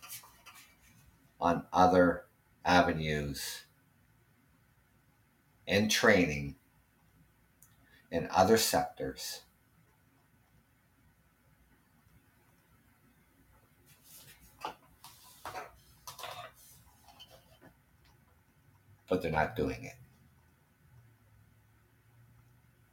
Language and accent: English; Canada; I'm Canadian